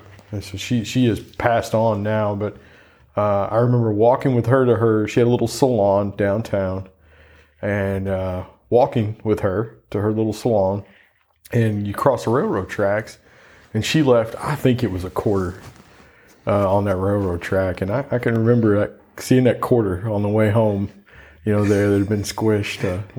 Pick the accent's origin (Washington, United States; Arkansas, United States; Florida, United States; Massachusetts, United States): Arkansas, United States; Clinton; I grew up in the Ozarks and Clinton, outside of Clinton.